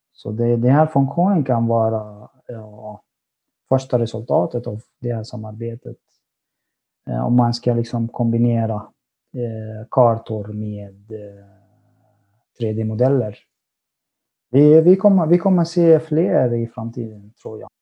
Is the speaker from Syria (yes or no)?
yes; Syria; Swedish is a second language; moved away as an adult; now in Sweden; Jag har varit i Sverige i nästan sex år. Jag kommer från Syrien.